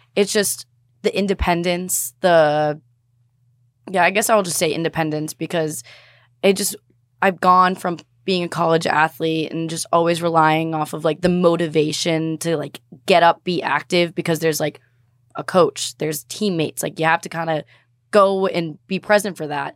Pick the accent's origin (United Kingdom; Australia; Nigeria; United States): United States; Boston, Massachusetts; I'm from Boston